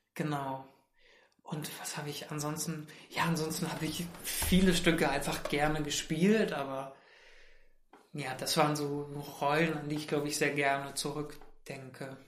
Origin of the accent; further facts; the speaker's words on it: Mainz, Rhineland-Palatinate, Germany; now in Berlin, Germany; ich komme ja aus Mainz und Mainz ist so eine süße mittelgroße Stadt